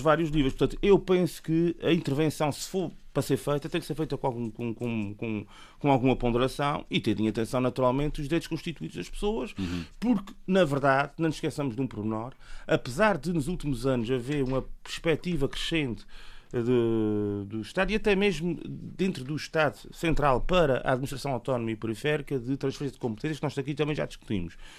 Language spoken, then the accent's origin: Portuguese; Terceira, Azores, Portugal; eu, enquanto terceirense, eh, vivo aqui na terceira